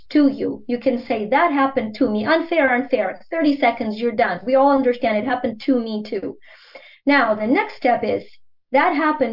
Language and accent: English; Ukraine; first language Ukrainian; English is a second language; now in United States; growing up in the Soviet Union